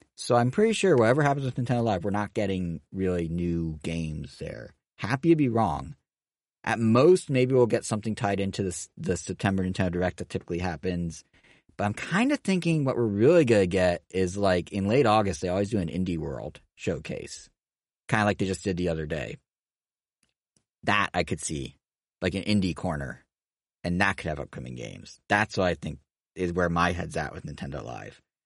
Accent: Montana, United States; moved away; I grew up in Montana

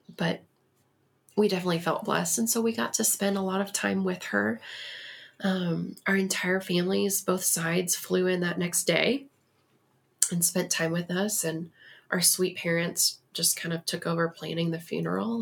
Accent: Texas, United States; moved away as an adult; now in Colorado Springs, United States; I am originally from Texas

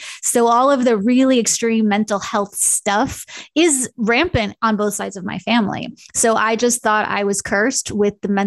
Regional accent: Long Island, New York, United States; also born or lived in California; now in Kansas City, United States; I grew up in a very stereotypical Long Island Jewish family situation

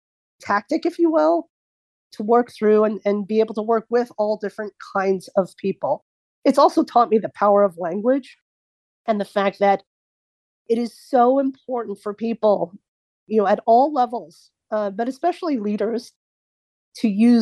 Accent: New Jersey, United States; also born or lived in Dallas / Midwest; Oh, I'm from Dallas. No, where are you really from? No, I'm from New Jersey. Oh, no, where are you really, really from? And I'll say, no, I was born in the Midwest.

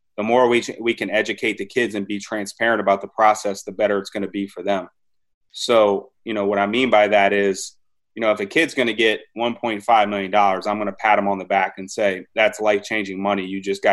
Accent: Maryland, United States; I grew up in Maryland. I'm like the most born and bred

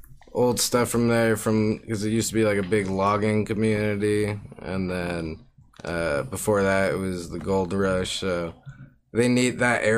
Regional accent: Bushkill, Pennsylvania, United States; And it's got like so much of growing up in Bushkill, because it's got like all this natural

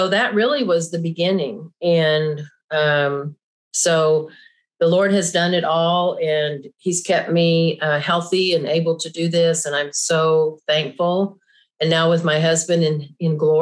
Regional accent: Oklahoma, United States; I grew up here in Oklahoma

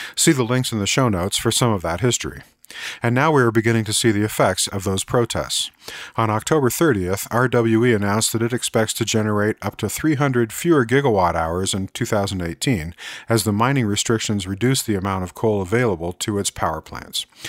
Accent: United States; speaking as an American

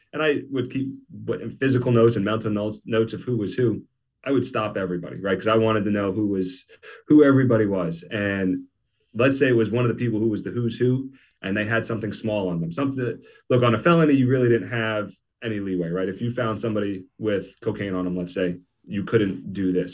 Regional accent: New Jersey, United States; I grew up in South Jersey

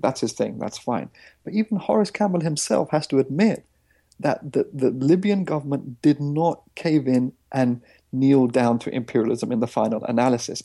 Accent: India; I come from Indian villages

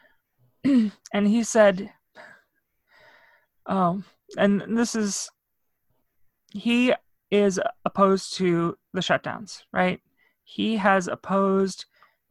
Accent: Northwest Indiana, United States; moved away; I wasn't brought up around here. I'm from Northwest Indiana. I'm basically a suburb of Chicago

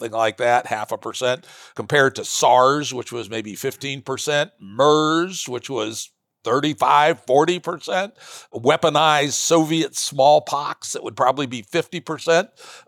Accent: Virginia, United States; My home state of Virginia attempted to do trace and isolate

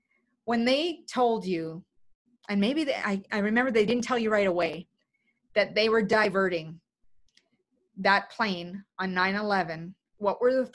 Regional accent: Canada; being Canadian, it made me even prouder of being Canadian.

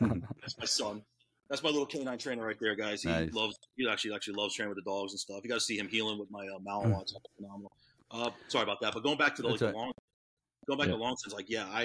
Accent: Orlando, Florida, United States; also born or lived in Long Island, New York; I grew up in Orlando.

